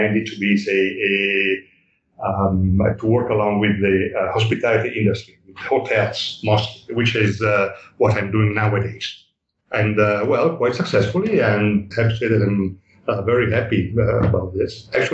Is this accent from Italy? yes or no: yes; Italy; moved away as an adult; Then went back to live to Italy for, say, 12 years, so from the 90s, 96 to 2008. And while I was in Italy, I had running two studios. First, I opened, say, a small photography shop of photography in my hometown.